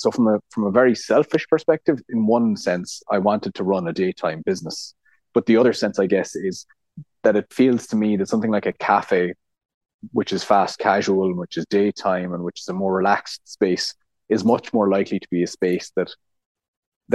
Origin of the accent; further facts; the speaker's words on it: North Cork, Munster, Ireland; moved away; also born or lived in Connemara; even though I'm from North Cork, I'm not from any Gaeltacht region